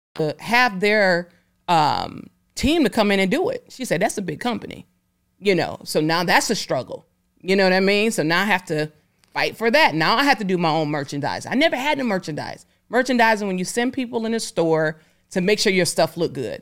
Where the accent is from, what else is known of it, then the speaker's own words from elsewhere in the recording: Detroit, Michigan, United States; I'm from Detroit